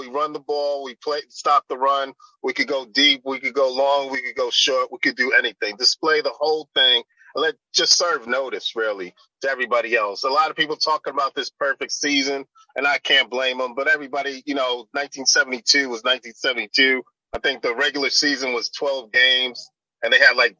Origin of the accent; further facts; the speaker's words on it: New York City, New York, United States; moved away; I'm from Brooklyn